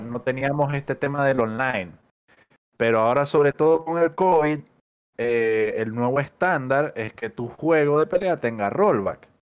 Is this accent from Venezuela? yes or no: yes; Maracaibo, Zulia, Venezuela; moved away as an adult; now in Chile; soy de Maracaibo. Eh, tengo viviendo acá en Chile ya casi, no sé, como siete años